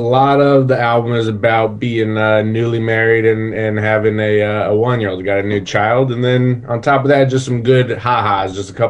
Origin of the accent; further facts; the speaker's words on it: Denver, Colorado, United States; moved away; Yeah, I'm from Denver.